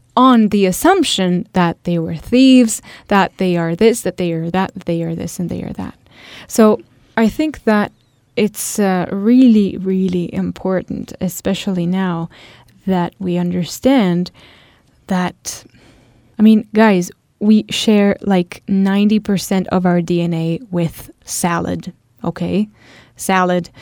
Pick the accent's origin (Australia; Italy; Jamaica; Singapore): Italy; I come from Italy